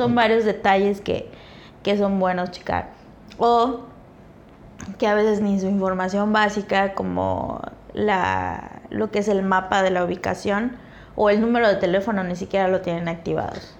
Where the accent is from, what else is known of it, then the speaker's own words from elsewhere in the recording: Chetumal, Quintana Roo, Mexico; de donde soy, ¿no? De Chetumal